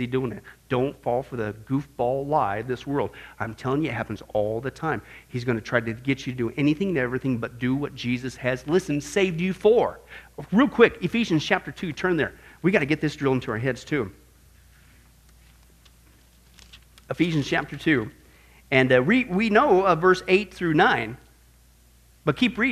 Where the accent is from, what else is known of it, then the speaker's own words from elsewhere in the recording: Midwest, United States; me growing up in the Midwest